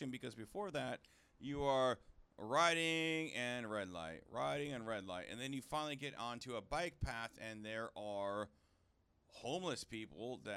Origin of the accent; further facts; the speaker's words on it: Seattle, Washington, United States; I've done this in Seattle growing up in Seattle